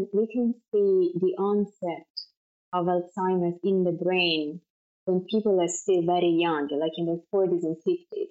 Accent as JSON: {"language": "English", "town": "Florence", "region": "Tuscany", "country": "Italy", "tie": "born or raised there", "accent": "Italian", "second_language": "English", "moved": "as an adult", "lives_now": "New York, United States", "said": "I'm Italian, as I'm sure it's clear from my accent. I'm from Florence in Italy, you know, born and raised"}